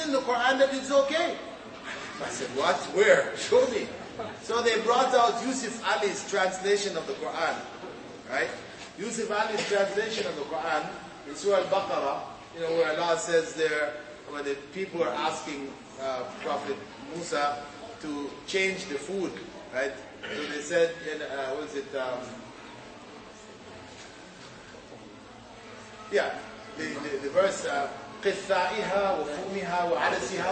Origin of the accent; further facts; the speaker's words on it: Jamaica; moved away; my community where I was born in Jamaica